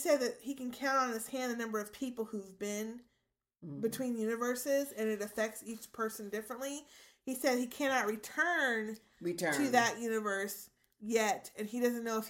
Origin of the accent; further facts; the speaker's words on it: London, United Kingdom; I'm from London.